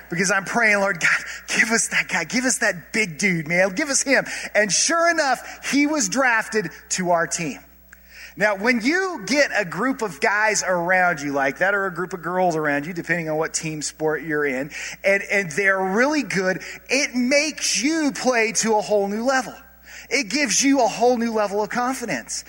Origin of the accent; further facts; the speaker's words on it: Colorado, United States; I grew up in Colorado, and I grew up going to Mesa State Basketball Camp